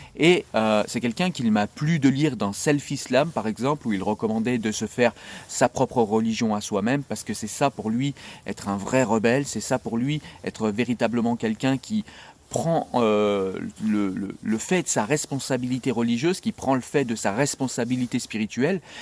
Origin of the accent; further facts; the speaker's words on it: France; je viens de ces quartiers, et je suis un enfant de l'ADAS